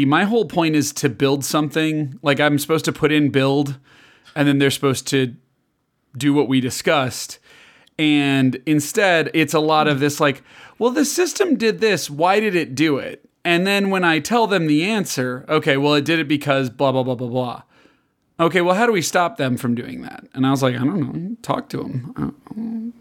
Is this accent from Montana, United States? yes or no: no; Chicago, Illinois, United States; moved away; also born or lived in Kansas; I grew up in Chicago